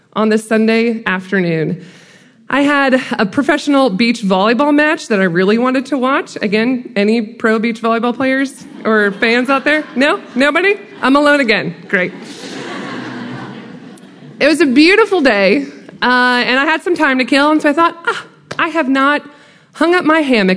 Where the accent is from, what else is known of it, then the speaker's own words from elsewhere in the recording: Iowa, United States; now in Macon, United States; I do currently live in Macon, Georgia, but I'm not originally from Georgia. I'm from Iowa.